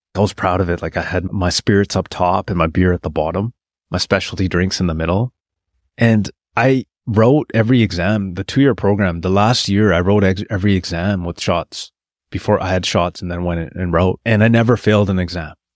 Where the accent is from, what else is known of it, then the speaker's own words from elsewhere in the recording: Terrace, British Columbia, Canada; moved away as an adult; also born or lived in Prince George, British Columbia / Toronto; I get hired back in my hometown of Terrace, British Columbia